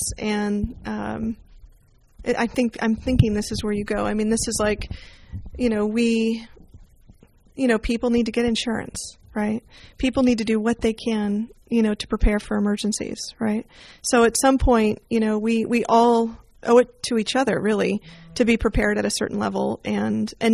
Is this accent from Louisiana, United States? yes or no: no; Bay Area, California, United States; I did grow up in the Bay Area